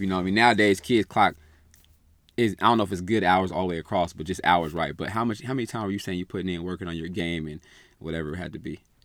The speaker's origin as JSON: {"language": "English", "town": "Sacramento", "region": "California", "country": "United States", "tie": "born or raised there", "said": "growing up in Sac, moving around a little bit"}